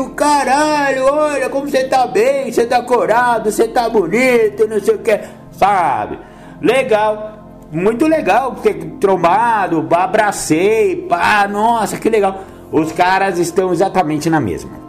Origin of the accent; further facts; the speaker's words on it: São Paulo, Brazil; Outra mão eu voltei lá no meu bairro, lá, o bairro onde eu cresci, né? Da minha mãe e tal, São Paulo.